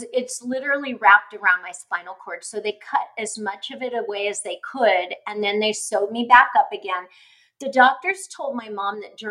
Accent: California, United States; it was at Children's Hospital where I was born in California

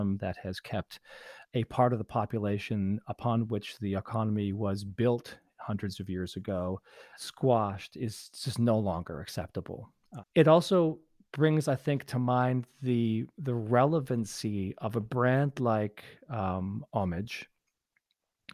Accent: Canada; now in United States; I'm a Canadian, and I moved by choice to the U.S.

